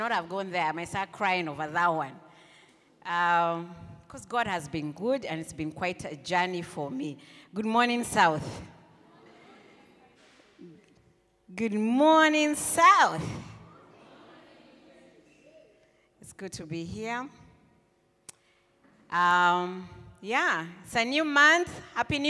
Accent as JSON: {"language": "English", "region": "Nairobi", "country": "Kenya", "tie": "born or raised there", "said": "I grew up in Buru"}